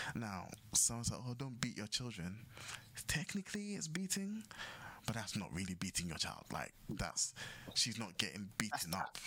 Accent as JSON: {"language": "English", "country": "Ghana", "tie": "born or raised there", "said": "we grew up in Ghana."}